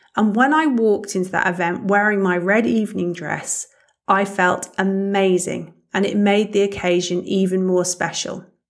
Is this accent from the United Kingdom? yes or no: yes; United Kingdom; moved away as an adult; now in Germany; As you can probably hear, I'm British, but I've been living in Germany for the past eighteen years